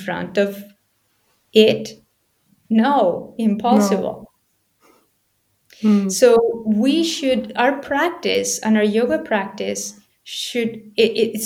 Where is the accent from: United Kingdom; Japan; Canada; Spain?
Spain; I was born in Spain